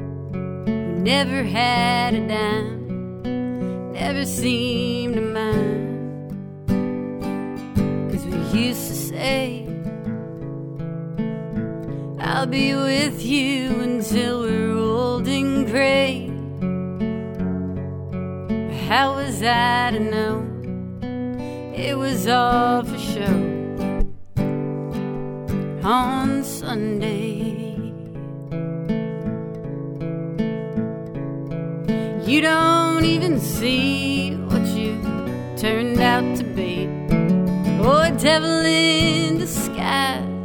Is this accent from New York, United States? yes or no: no; East Texas, United States; moved away as an adult; also born or lived in Nashville, Tennessee; now in Cape Cod, United States; originally, I'm from East Texas.